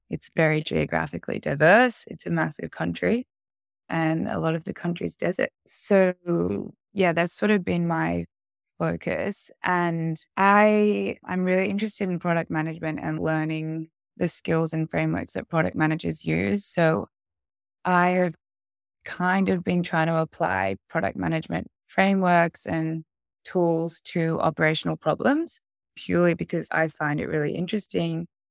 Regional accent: Sydney, New South Wales, Australia; I was I born and raised in Sydney

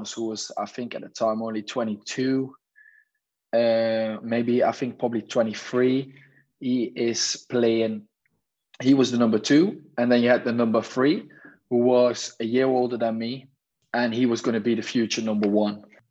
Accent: Nijmegen, Gelderland, Netherlands; moved away as an adult; also born or lived in England; I was a number three at NEC Nijmegen, my hometown professional team

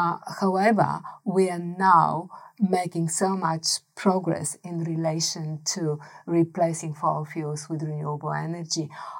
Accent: Australia; the culture and the expectation that we are Australian, therefore we eat meat.

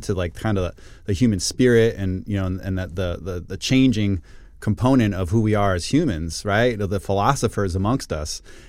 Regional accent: Puerto Rico; I mean, I'm from Puerto Rico. I mean

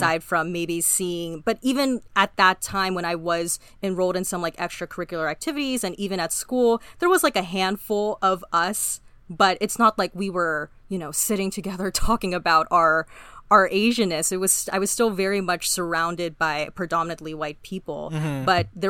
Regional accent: Philippines; I'm inherently Filipino. I'm full Filipino.

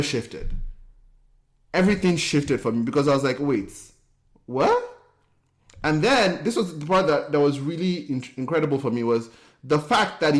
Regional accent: Nigeria; moved away as an adult; now in United States; Growing up in Nigeria, I felt like it, I felt like I didn't fit

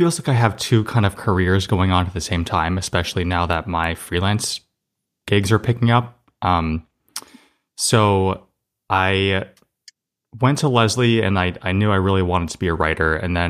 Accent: Somerset, Massachusetts, United States; Yeah, I grew up in Somerset, Massachusetts, kind of in the southeastern Mass area.

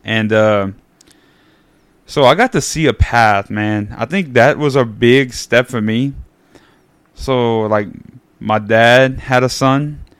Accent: New Iberia, Louisiana, United States; I grew up in Acadian Acres.

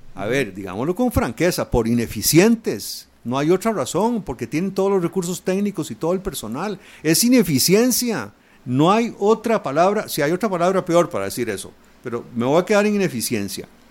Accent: Costa Rica; como costarricense

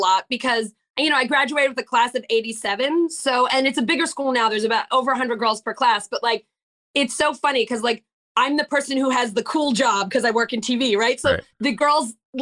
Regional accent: Long Island, New York, United States; I grew up on Long Island

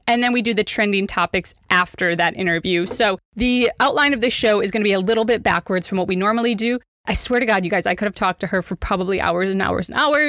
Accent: Wisconsin, United States; because I am born and raised in Wisconsin, like central Wisconsin. And so we're Midwesterners.

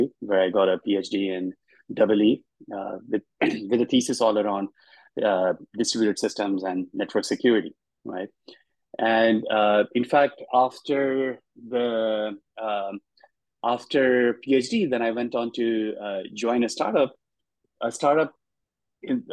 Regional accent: Dhanbad, Jharkhand, India; moved away as an adult; now in United States; I grew up in a small town in India, in the eastern half of India. It's a coal mining town called Dhanbad.

